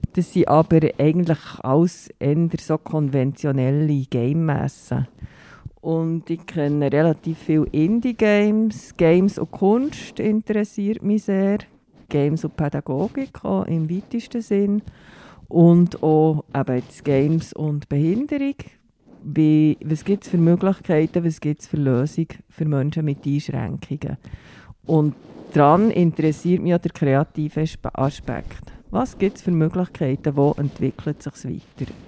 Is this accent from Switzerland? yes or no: yes; Bern, Switzerland; Ich komme aus Bern